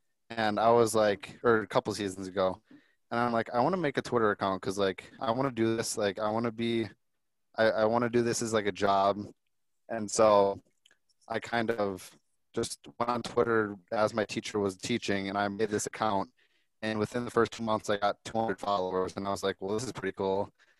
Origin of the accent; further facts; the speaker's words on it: Wisconsin, United States; I'm from Wisconsin, so I'm a Milwaukee Bucks fan.